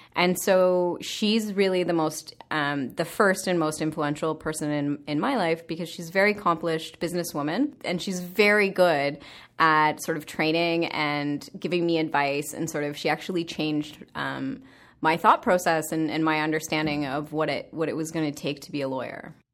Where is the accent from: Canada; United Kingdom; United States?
Canada; Sarnia, Ontario; I'm a small city girl from Sarnia, Ontario.